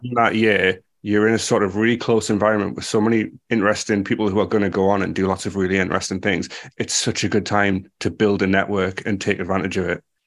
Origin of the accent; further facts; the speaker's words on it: United Kingdom; I'm speaking as a a British person